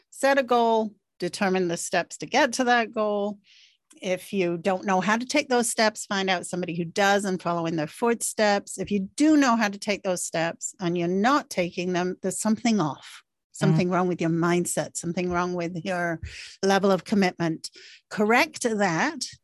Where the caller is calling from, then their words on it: Markham, Ontario, Canada; Uh, Markham, Ontario, Canada.